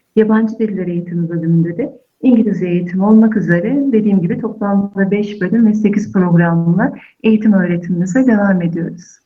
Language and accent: Turkish; Elazığ, Elazığ Province, Turkey; moved away; Aslen Elazığlıyım